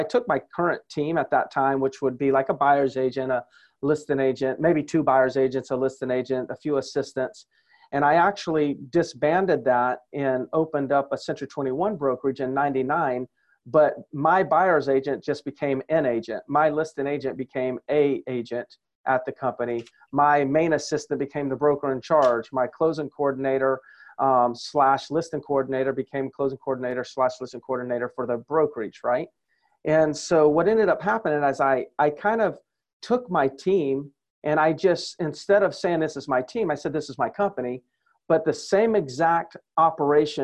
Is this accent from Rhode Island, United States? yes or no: no; Myrtle Beach, South Carolina, United States; my hometown and where I spend just about every day is in Myrtle Beach, South Carolina